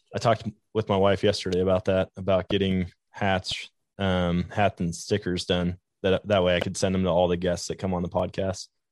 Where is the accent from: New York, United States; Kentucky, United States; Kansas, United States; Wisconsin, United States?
Wisconsin, United States; now in Missouri, United States; growing up in Wisconsin, it's all woods